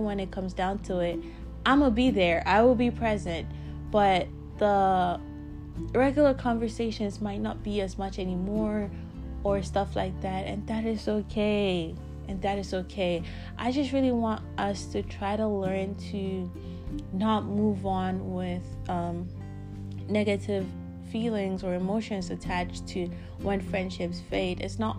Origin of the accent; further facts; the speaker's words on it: Canada; now in South Africa; Since I moved from Canada to South Africa, the time difference for me has become like 9 hours between my friends and I back home.